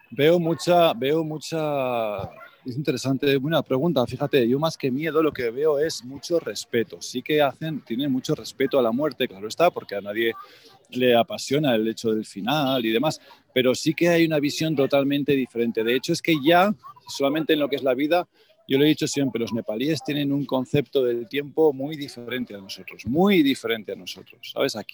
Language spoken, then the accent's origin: Spanish; Calatayud, Aragon, Spain; moved away; voy a estar en Aragón, que sabes que yo soy